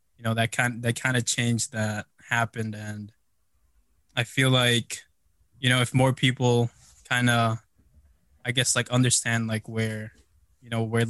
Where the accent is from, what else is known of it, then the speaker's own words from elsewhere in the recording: Chicago, Illinois, United States; also born or lived in Philippines; I grew up in Chicago